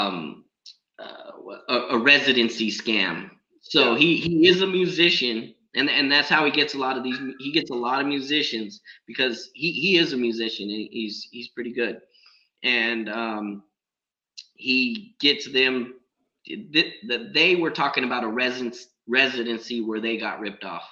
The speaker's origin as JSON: {"language": "English", "town": "San Diego", "region": "California", "country": "United States", "said": "I'm from San Diego"}